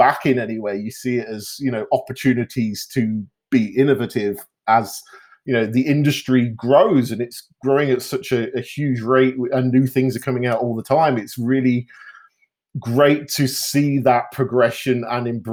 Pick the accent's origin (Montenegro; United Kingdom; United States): United Kingdom; moved away as an adult; now in Canada; I grew up in the UK and moved over to Canada when I was just before I was 28.